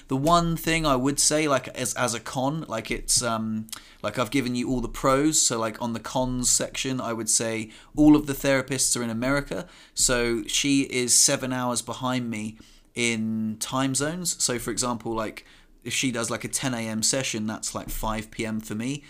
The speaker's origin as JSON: {"language": "English", "town": "Southampton", "region": "South East England", "country": "United Kingdom", "said": "I'm from Southampton"}